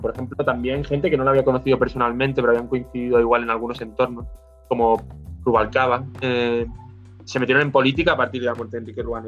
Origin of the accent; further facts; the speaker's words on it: Málaga, Andalusia, Spain; moved away as an adult; also born or lived in Madrid; Yo soy de Málaga, pero fui a Madrid a estudiar